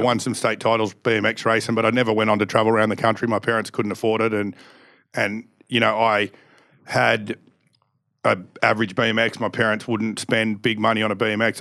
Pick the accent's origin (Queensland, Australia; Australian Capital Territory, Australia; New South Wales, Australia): Australian Capital Territory, Australia; Canberra; born and raised in Canberra